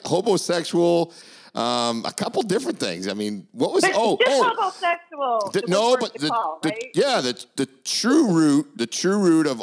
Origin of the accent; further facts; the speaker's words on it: Maine, United States; now in Naples, Florida, United States; I'm from Maine.